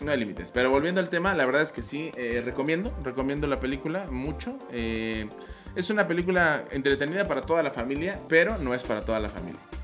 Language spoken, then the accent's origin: Spanish; Mexico City, Mexico; soy de Iztapalapa